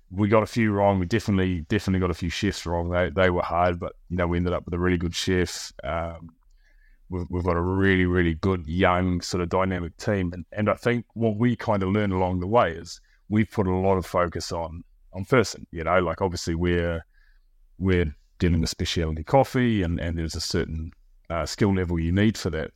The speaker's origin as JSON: {"language": "English", "country": "New Zealand", "moved": "yes", "lives_now": "Bristol, United Kingdom", "said": "my wife is, uh, is, is French and I'm from New Zealand."}